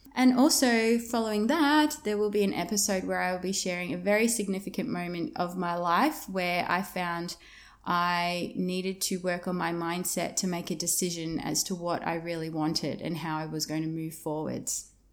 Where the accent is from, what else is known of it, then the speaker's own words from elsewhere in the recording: Yarra Valley, Victoria, Australia; moved away as an adult; also born or lived in Melbourne, Australia; now in Broome, Australia; I'm originally from Victoria, um, from the outskirts of Melbourne in an area called the Yarra Valley. That's where I grew up.